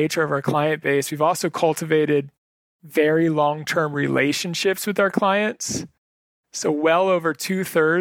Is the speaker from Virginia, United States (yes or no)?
yes; Northern Virginia, United States; moved away; I was originally from Northern Virginia.